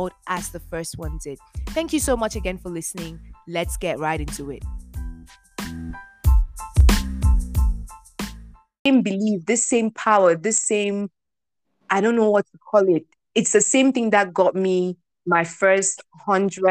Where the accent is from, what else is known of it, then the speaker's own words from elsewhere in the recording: Cameroon; I grew up in Cameroon